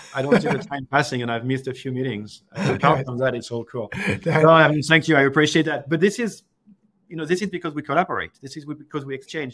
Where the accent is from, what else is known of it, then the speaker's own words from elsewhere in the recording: France; I'm from France